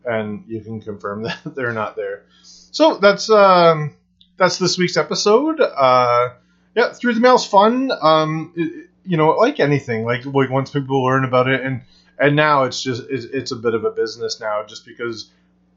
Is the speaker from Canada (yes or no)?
yes; Canada; me being Canadian